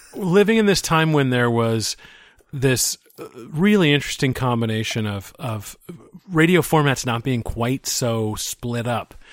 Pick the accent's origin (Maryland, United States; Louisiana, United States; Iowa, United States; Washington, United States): Washington, United States; Seattle; I grew up in the Seattle area